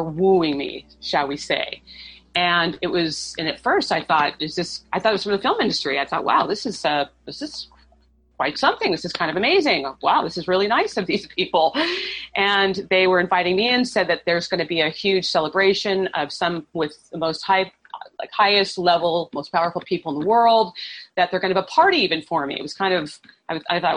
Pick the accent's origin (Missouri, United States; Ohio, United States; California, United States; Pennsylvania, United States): Missouri, United States; St. Louis; I was born in St. Louis, Missouri